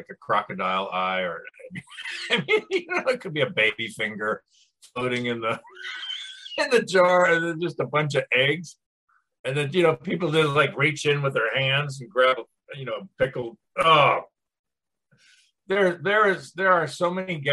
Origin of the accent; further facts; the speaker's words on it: Minneapolis, Minnesota, United States; also born or lived in Chicago / Washington, District of Columbia, United States / Charlottesville, Virginia; now in Columbia, United States; I grew up in Minneapolis, I lived in Chicago, and then I went to DC and I moved to Charlottesville, Virginia